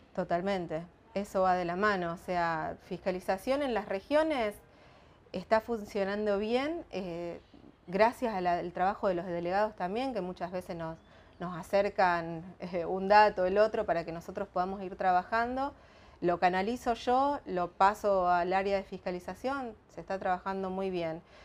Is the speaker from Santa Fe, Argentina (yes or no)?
yes; Timbúes, Santa Fe, Argentina; yo soy de Timbúes, es una localidad que está al norte de San Lorenzo